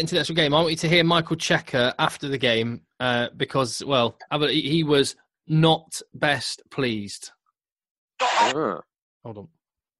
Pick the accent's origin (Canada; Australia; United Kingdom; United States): United Kingdom; England; I am just wired as an Englishman